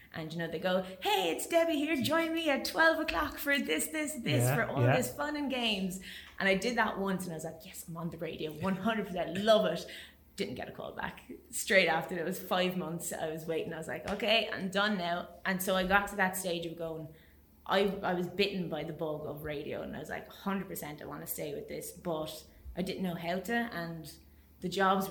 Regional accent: Waterford, Munster, Ireland; also born or lived in Spain; I could only go to Waterford because I'm from Waterford

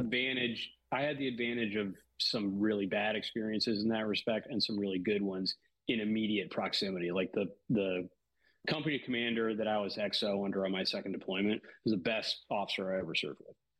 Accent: Washington, District of Columbia, United States; moved away as an adult; also born or lived in New Orleans; I grew up in the D.C. area um, my whole life until uh, I turned 18 and came down to New Orleans to go to college.

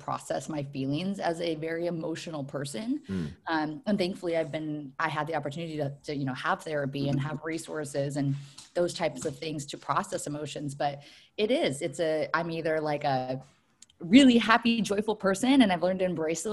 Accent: Washington, United States; also born or lived in California / Hawaii / Puyallup, Washington / Tacoma, Washington; I was born in California, grew up in Washington State, went to college up in Bellingham.

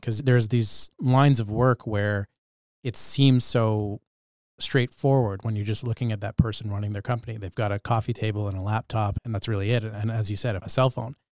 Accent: Bedford, Nova Scotia, Canada; when I was growing up in Bedford, Nova Scotia during my childhood

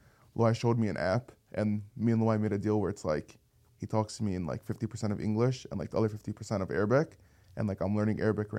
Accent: Michigan, United States; I'm from, like, Michigan.

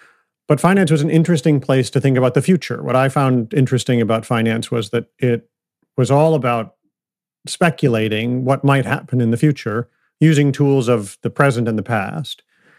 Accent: Ann Arbor, Michigan, United States; So I grew up I was born in 1969 outside of Detroit, Michigan.

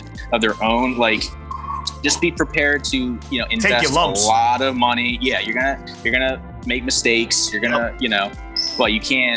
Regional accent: New Jersey, United States; I'm in South Jersey, Atlantic City

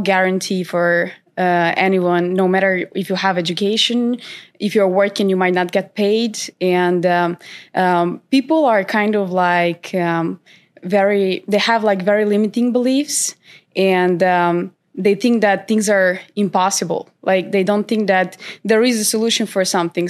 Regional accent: North Macedonia; moved away as an adult; now in Sweden; I'm originally from North Macedonia, but I moved to Sweden, uh, seven years

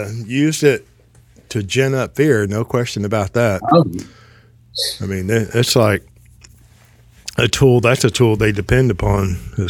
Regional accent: Texas, United States; I'm from Texas

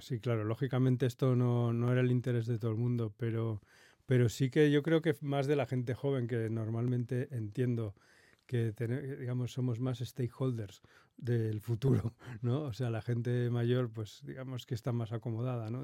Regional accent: Madrid, Community of Madrid, Spain; yo nací, nací aquí en Madrid

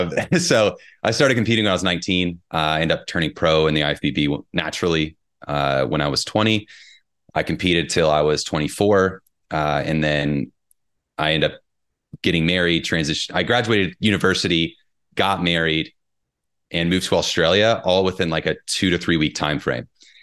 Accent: Indiana, United States; She's from Kentucky. I'm from Southern Indiana. We grew up 30 miles apart, but we actually met while we were both in England.

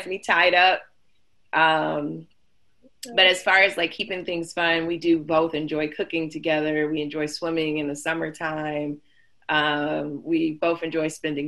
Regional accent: Detroit, Michigan, United States; moved away as an adult; now in Atlanta, United States; I'm originally from Detroit. Moved from Detroit almost 6 years ago to finish school

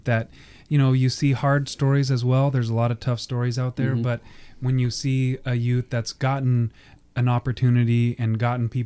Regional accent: Portland, Oregon, United States; also born or lived in Tigard, Oregon; I grew up here in Portland. I went to Alameda. I went to Lincoln High School. So, you know, I'm born and raised here. I live in Tigard now

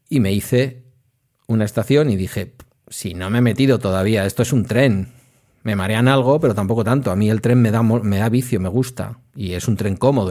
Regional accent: Basque Country, Spain; also born or lived in Etxebarri; como soy vasco

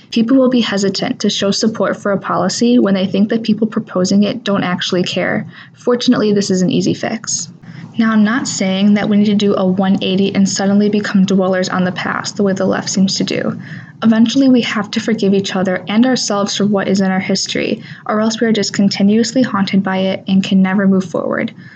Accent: Wisconsin, United States; I'm from Nidisodepot, a small town that is surrounded by a bunch of other small towns in between the cities of Waukesha and Oconomowoc

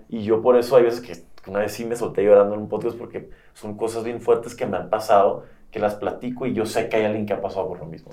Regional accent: Tijuana, Baja California, Mexico; moved away as an adult; also born or lived in San Diego / Monterrey / Mexico City; de Baja California, de donde yo soy originalmente

